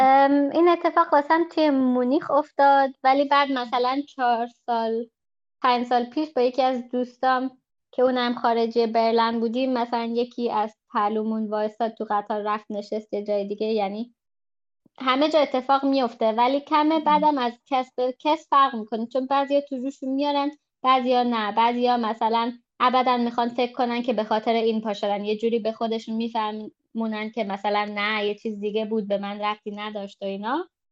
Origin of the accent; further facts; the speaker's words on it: Germany; من 25 سالمه و در آلمان بزرگ شدم